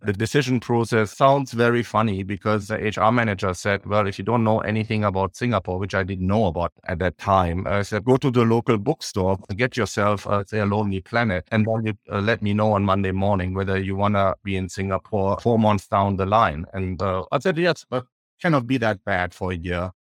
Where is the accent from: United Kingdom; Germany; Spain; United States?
Germany; Düsseldorf, North Rhine-Westphalia; in Düsseldorf, uh, my hometown where I grew up.